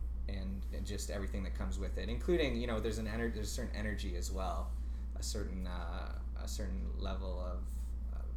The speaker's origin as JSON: {"language": "English", "town": "Ottawa", "region": "Ontario", "country": "Canada", "tie": "born or raised there", "said": "I grew up in Nepean in a little, I don't know what it would even be called, township, called Bell's Corners"}